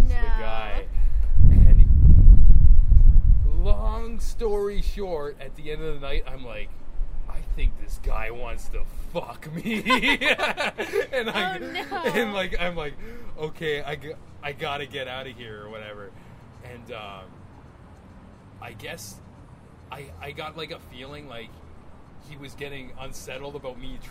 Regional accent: Niagara Falls, Ontario, Canada; moved away; I'm originally from Niagara Falls

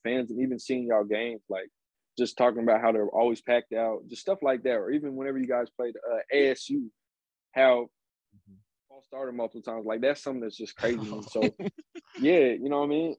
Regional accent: Midwest, United States; I'm coming from the Midwest

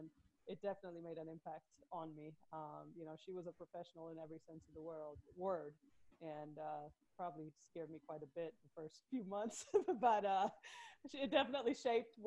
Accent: Sweden; moved away as an adult; also born or lived in Kenya / Zimbabwe; now in Tulsa, United States; I was born and raised in Sweden, but I'm actually also half Kenyan

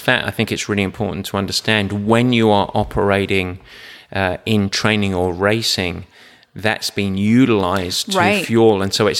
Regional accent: England, United Kingdom; Now, the last question, and I'm English, so be careful on me here.

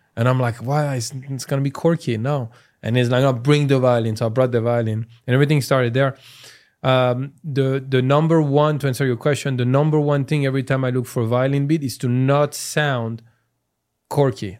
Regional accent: France; accent: French; English is a second language; moved away as an adult; also born or lived in Iran; now in United States; I'm from France, so, until I was nineteen

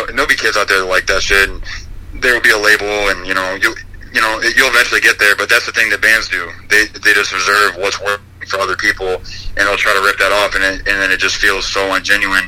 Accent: Ashtabula, Ohio, United States; I'm from Ashtabula

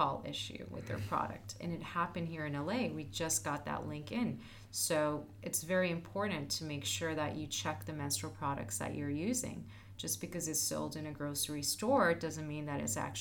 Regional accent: Turkey; now in United States; I'm originally from Turkey

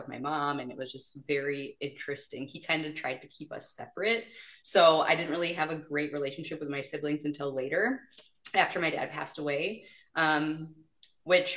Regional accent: small town Wisconsin, United States; the town I grew up in small town Wisconsin

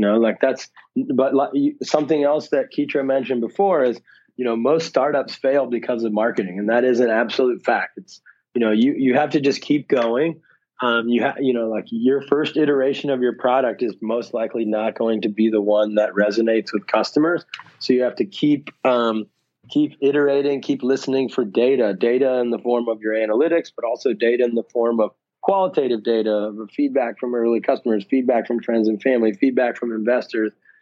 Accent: Ohio, United States; moved away; also born or lived in Dubai / San Francisco; I'm originally from Ohio, but I moved out of the country a long time ago

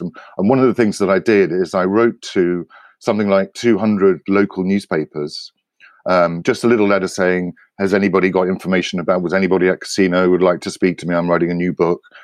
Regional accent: United Kingdom; I grew up in Britain

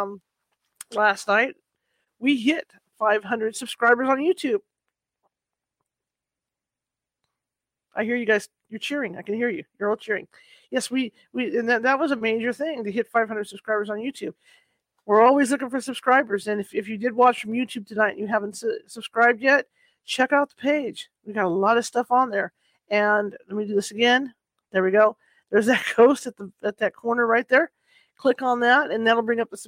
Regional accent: California, United States; I'm from California

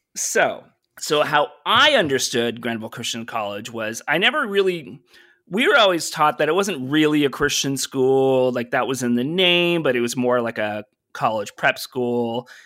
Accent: Brockville, Ontario, Canada; moved away; my hometown is a place called Brockville, Ontario

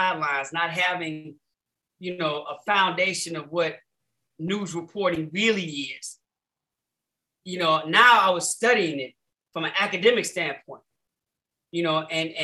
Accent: Chicago, Illinois, United States; growing up in Chicago

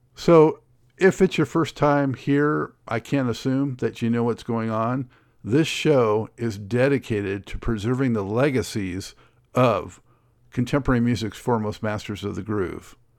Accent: Los Angeles, California, United States; growing up in Los Angeles

